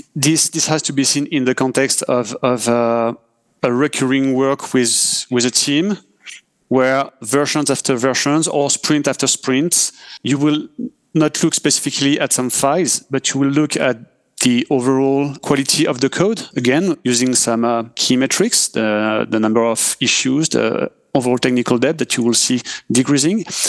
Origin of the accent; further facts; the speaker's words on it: France; accent: French; English is a second language; I'm, I'm French, as uh, we can hear with my accent